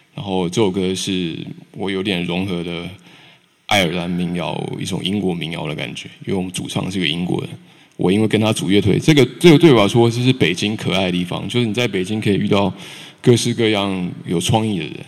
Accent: Taichung, Taiwan; also born or lived in New Zealand; now in Beijing, China; 台湾，我是台中出生，台中人

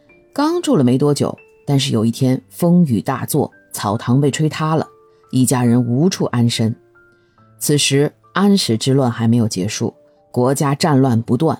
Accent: China; 我们中国人讲究中庸啊

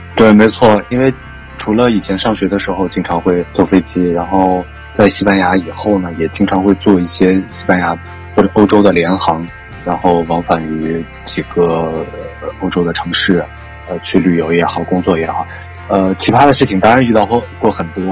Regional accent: China; 我来自中国

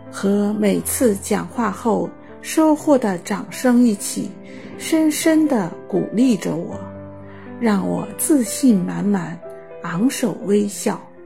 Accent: Xiamen, Fujian, China; 我来自厦门，是一名建筑行业从业者

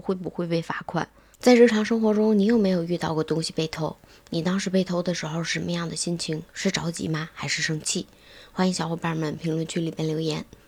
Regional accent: Tangshan, Hebei, China; 我们唐山这边儿现在白菜也就八毛钱一斤

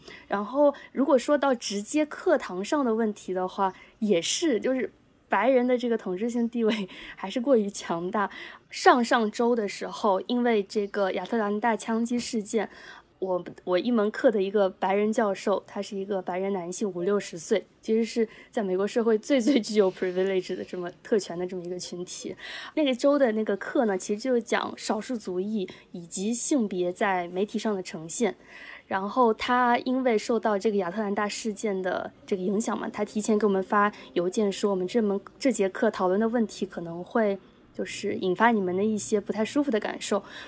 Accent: China; now in United States; 比如说，我有也是来自中国的朋友

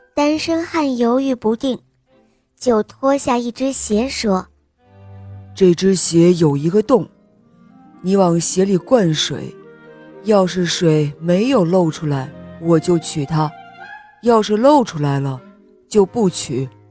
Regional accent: Xi'an, Shaanxi, China; 我今年四岁了，我来自西安

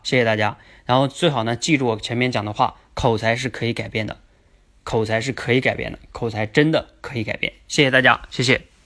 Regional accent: Jilin, China; now in Beijing, China; 我也是吉林人，我也在北京

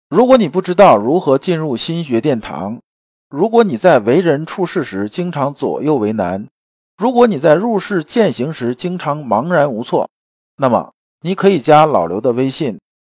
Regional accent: China; 咱们中国人讲宇宙跟西方人讲的不一样。

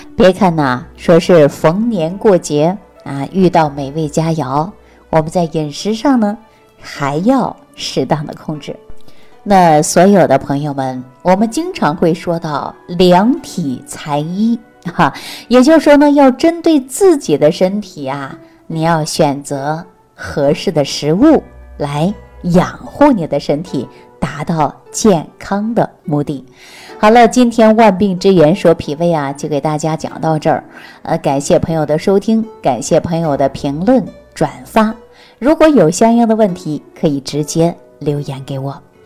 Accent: Northeast China, China; 就在我们东北老家这个地方

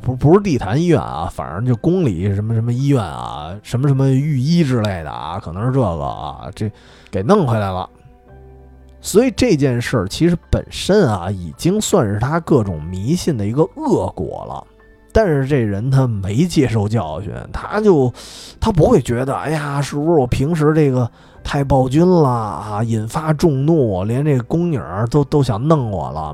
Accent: Beijing, China; 因为我从小在那附近长大的，然后因为姥姥家就住日坛旁边儿

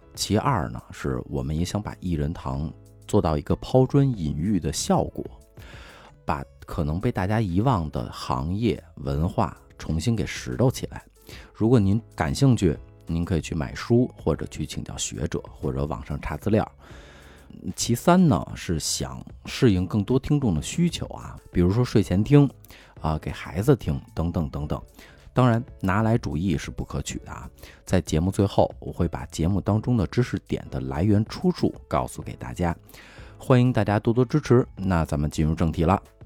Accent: Beijing, China; 从小在四合院长大

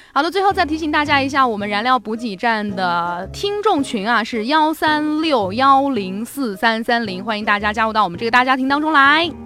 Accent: Sichuan, China; 用我们四川话说

